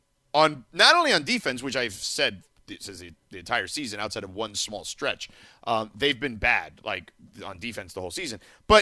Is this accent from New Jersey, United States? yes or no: no; Miami, Florida, United States; Yeah, our version of El Pollo Loco where I grew up in Miami was called Pollo Tropical.